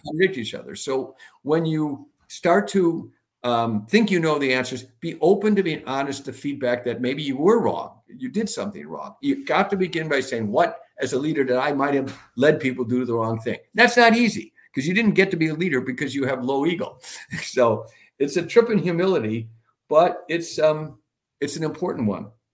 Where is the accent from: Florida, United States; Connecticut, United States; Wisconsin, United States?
Wisconsin, United States; Milwaukee; I'm from Milwaukee, the home of Harley Davidson